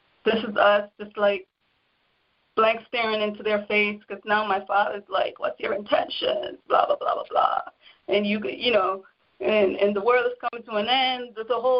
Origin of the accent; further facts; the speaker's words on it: Jamaica; I'm from Jamaica